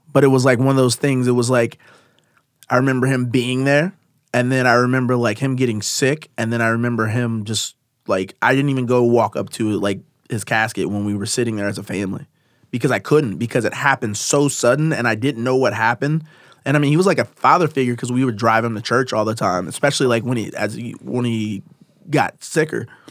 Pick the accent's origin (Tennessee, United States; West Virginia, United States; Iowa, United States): Iowa, United States; Davenport; I grew up in Davenport